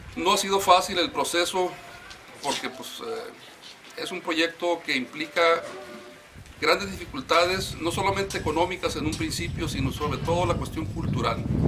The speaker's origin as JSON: {"language": "Spanish", "region": "Baja California Sur", "country": "Mexico", "said": "Nosotros somos de los pocos subcalifornianos de pura cepa que quedamos en Baja California"}